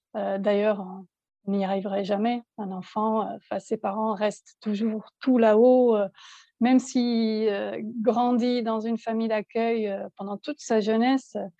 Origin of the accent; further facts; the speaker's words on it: Belgium; moved away as an adult; also born or lived in south of France; now in France; nous sommes belges en fait. On, habitait en Belgique, on exerçait notre métier euh, là-bas